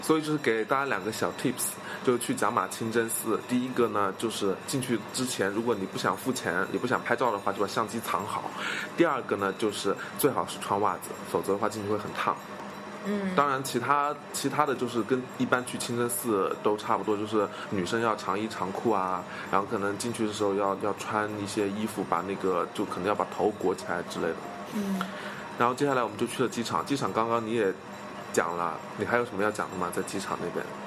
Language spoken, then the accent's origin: Chinese; China; 我们中国人